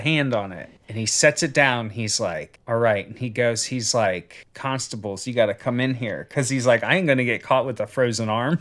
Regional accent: United States; as an American

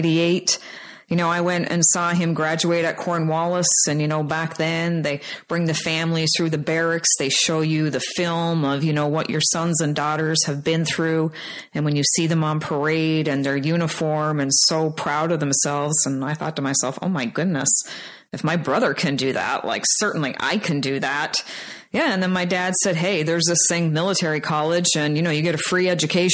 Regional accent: Labrador City, Newfoundland and Labrador, Canada; I was born and raised in Labrador City, Newfoundland

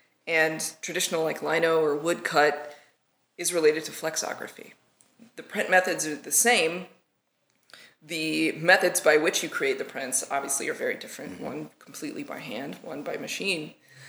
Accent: Arkansas, United States; So I actually grew up in Arkansas. And you can't tell by my accent because I worked really hard not to have one.

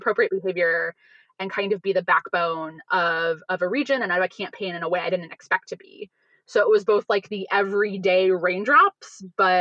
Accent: Ohio, United States; my home state of Ohio.

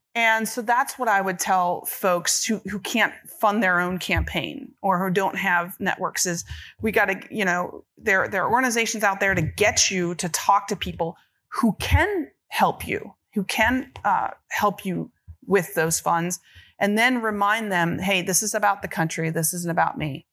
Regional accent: Kentucky, United States; When I grew up in Kentucky, I wanted to be a fighter pilot

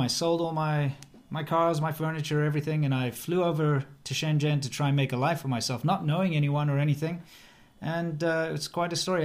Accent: South Africa; moved away; also born or lived in China; as a South African

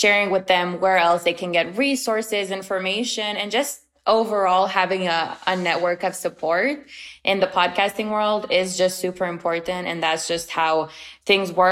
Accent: Romania; moved away as an adult; also born or lived in China; now in United States; I'm originally from Romania, but I've lived for 2 years in China and then I came to the States 5 years ago.

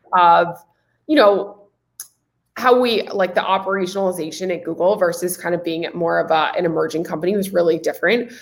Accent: Nashville, Tennessee, United States; moved away as an adult; also born or lived in California; I'm originally from Nashville, Tennessee, uh, southeast part of the United States, Music City, um, amazing place to grow up

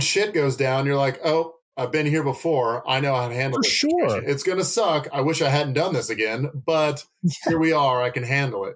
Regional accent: Nashville, Tennessee, United States; now in Asheville, United States; growing up in Nashville, which is a significantly bigger city, we only had one consistent comic shop

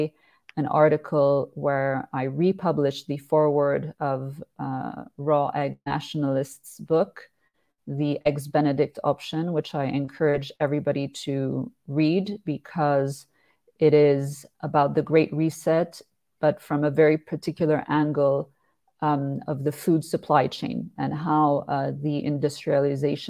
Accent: Switzerland; my home country of Switzerland, because as you mentioned, I am based here. I was born and raised here

